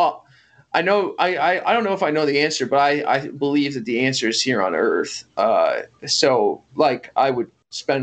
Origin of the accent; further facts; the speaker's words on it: Bloomington, Illinois, United States; I'm from Bloomington